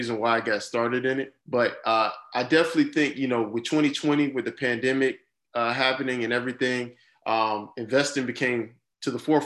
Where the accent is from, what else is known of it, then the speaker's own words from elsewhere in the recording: Jacksonville, Florida, United States; also born or lived in Miami, Florida; now in Orlando, United States; Born and raised in Jacksonville, Florida.